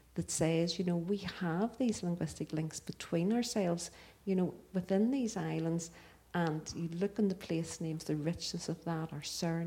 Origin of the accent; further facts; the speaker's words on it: Belfast, Northern Ireland, United Kingdom; I'm the third generation of my family who have been born in East Belfast